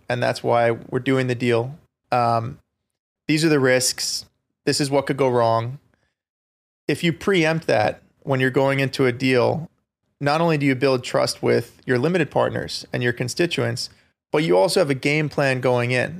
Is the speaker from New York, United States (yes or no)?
yes; Long Island, New York, United States; I grew up on Long Island